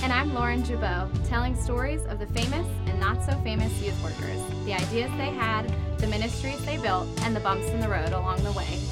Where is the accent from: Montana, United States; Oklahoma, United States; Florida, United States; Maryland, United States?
Maryland, United States; Howard County; also born or lived in Philadelphia area; I am born and raised in Maryland. I grew up in Howard County